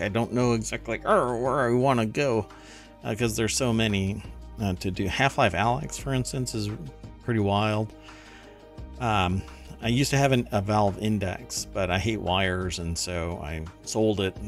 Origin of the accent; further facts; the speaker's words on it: Germany; now in United States; I I am German. I grew up in Germany, um, and uh, came to the United States